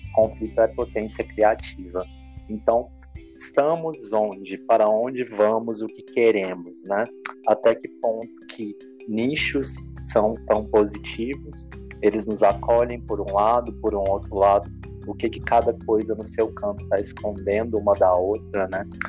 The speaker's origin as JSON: {"language": "Portuguese", "town": "Goiânia", "region": "Goiás", "country": "Brazil", "tie": "born or raised there", "also_born_or_lived": "Brasília", "said": "eu fui nascido em Brasília, na verdade. Morei na minha infância em Brasília pouco tempo, antes dos dois anos, vir, vim para Goiânia."}